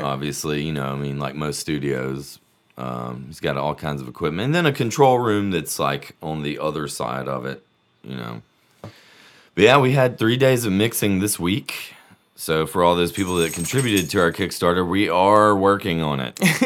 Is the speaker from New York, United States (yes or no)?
no; Birmingham, Alabama, United States; also born or lived in Auburn; I'm, I'm from Birmingham, born and raised